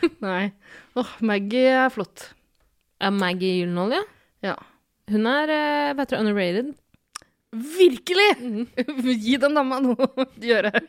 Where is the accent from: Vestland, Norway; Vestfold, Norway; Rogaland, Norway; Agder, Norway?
Vestland, Norway; Bergen; No, selvfølgelig er jeg fra Bergen!